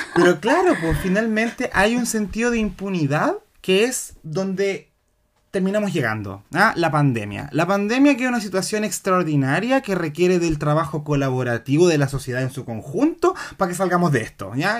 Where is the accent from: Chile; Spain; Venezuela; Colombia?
Chile; Santiago, Santiago Metropolitan Region; yo vengo de colegio católico de Independencia